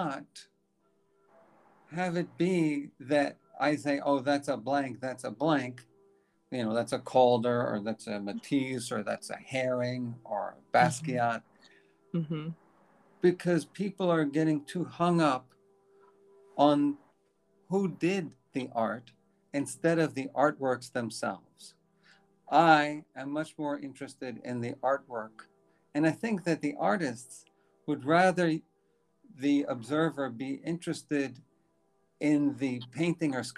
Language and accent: English; New York City, New York, United States; born in New York City. I grew up on the streets. The streets were 81st Street and Park Avenue.